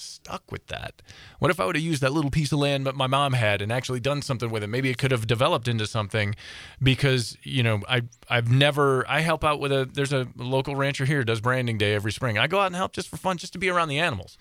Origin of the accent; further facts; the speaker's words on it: Southeast Michigan, United States; I grew up in Southeast Michigan